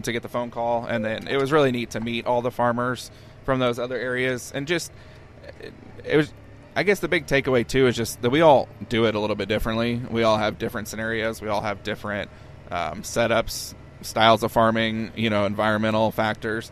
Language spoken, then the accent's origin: English; Peoria, Illinois, United States; moved away as an adult; now in Monmouth, United States; I grew up in Peoria